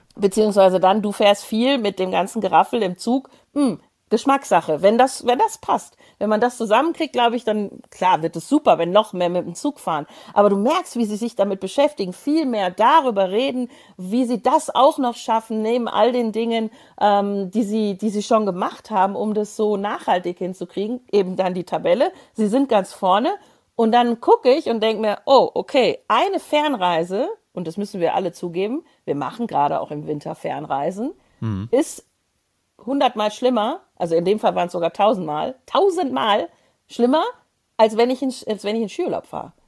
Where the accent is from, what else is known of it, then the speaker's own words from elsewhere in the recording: Tyrol, Austria; als Tiroler